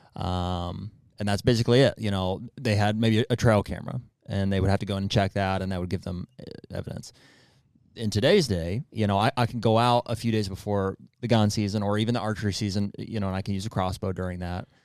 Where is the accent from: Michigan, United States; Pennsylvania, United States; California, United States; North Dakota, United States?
Pennsylvania, United States; we're from Pennsylvania